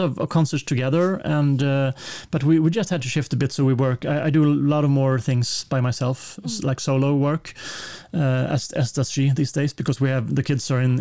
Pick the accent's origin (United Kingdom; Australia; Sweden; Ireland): Sweden